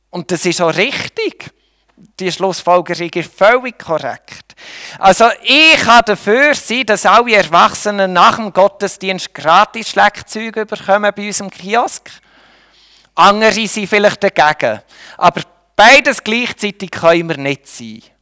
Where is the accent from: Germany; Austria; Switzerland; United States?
Switzerland; Wir können höchstens noch, in dem sind wir Schweizer gut, wir können höchstens neutral sein.